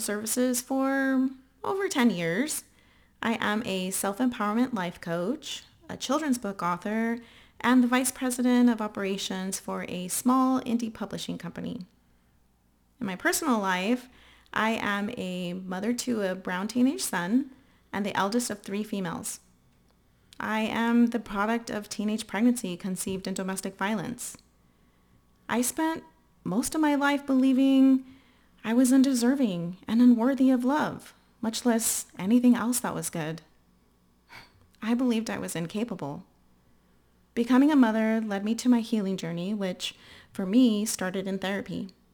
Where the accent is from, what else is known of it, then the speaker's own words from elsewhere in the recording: San Antonio, Texas, United States; I was born and raised in San Antonio, Texas